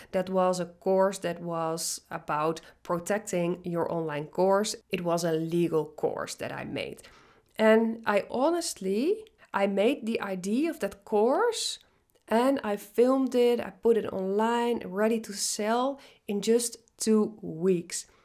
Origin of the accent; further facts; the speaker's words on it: Netherlands; English is a second language; moved away as an adult; now in British Columbia, Canada; I'm Dutch, I'm originally from the Netherlands